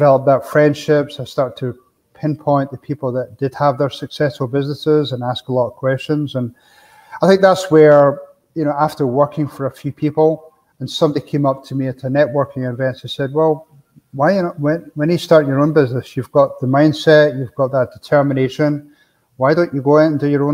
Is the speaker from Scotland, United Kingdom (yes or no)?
yes; Scotland, United Kingdom; moved away as an adult; now in Arizona, United States; me growing up in Scotland